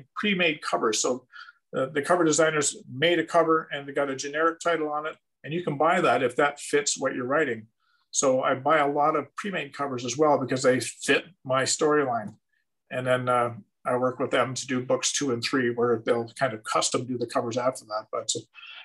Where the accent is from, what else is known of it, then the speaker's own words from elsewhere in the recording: Canada; for me as a Canadian